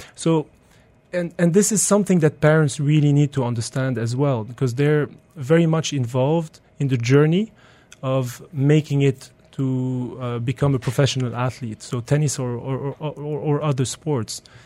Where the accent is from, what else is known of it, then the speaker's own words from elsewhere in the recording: Belgium; now in United Arab Emirates; I grew up in Belgium